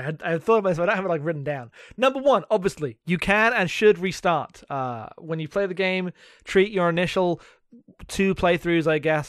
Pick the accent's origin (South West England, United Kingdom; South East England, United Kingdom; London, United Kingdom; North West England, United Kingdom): London, United Kingdom; London suburbs, United Kingdom; I'm from England.